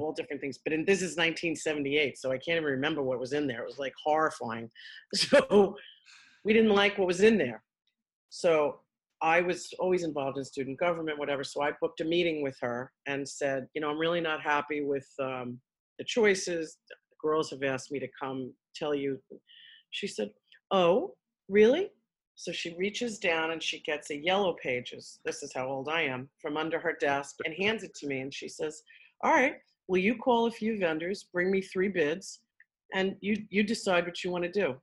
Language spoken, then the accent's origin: English; New York City, New York, United States; accent: New York; I'm from Queens originally